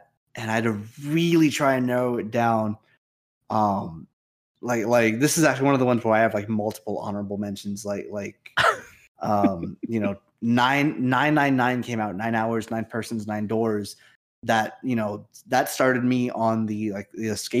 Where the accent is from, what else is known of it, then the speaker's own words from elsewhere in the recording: Las Vegas, Nevada, United States; the place that I've called my hometown for pretty much all of my life